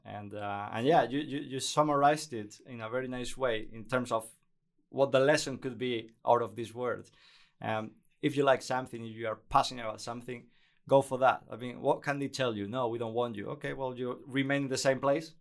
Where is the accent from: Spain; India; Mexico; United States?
Spain; English is a second language; moved away as an adult; also born or lived in Basque Country; now in Netherlands; I was working for the main radio station in, in Spain, Cadena Ser. Not in Madrid, that was in my hometown